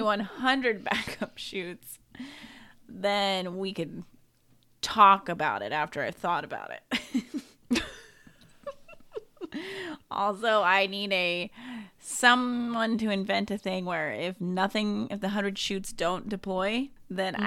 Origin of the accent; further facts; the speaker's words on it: Sonoma County, California, United States; I am from Sonoma County